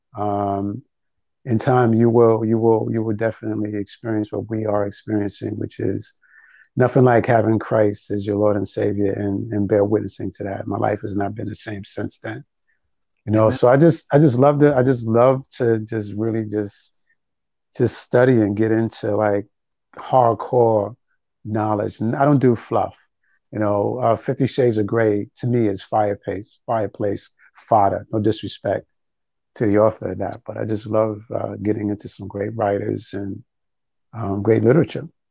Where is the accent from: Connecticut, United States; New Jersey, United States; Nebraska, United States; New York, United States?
New York, United States; New York City; moved away as an adult; also born or lived in Harlem, New York / Brooklyn, New York; now in Prince George's County, Maryland, United States; I was born in Harlem, raised in the Bronx. I lived in Brooklyn for over 15 years